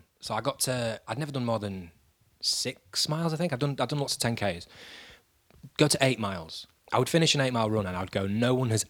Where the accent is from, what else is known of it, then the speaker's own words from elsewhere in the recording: Yorkshire and the Humber, United Kingdom; I'm just a Yorkshireman